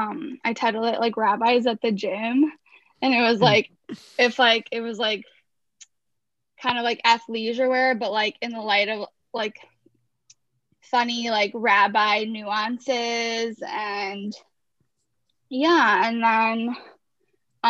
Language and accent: English; Chicago, Illinois, United States; now in Brooklyn, United States; I grew up in Chicago in an Israeli American family